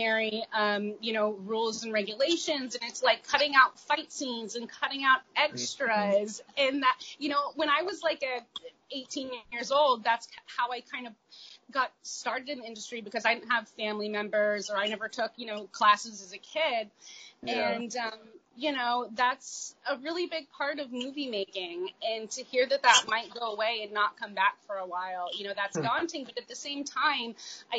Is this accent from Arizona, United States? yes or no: no; Los Angeles, California, United States; also born or lived in Brooklyn, New York; now in New York, United States; I'm from Los Angeles